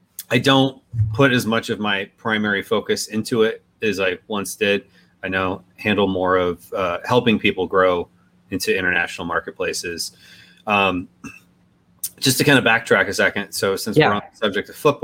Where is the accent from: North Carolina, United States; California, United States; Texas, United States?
Texas, United States; Dallas; I grew up in Dallas